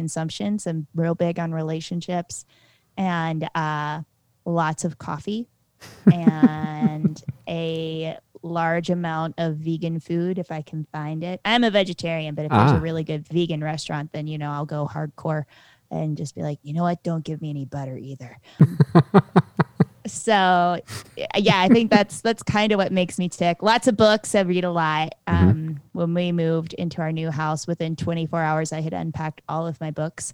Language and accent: English; West Virginia-Virginia border, Southwest Virginia, United States; I grew up right on the West Virginia-Virginia border